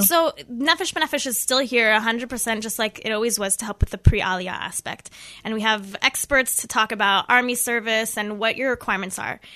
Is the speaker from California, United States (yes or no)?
yes; Los Angeles, California, United States; moved away as an adult; now in Israel; I'm originally from Los Angeles, California.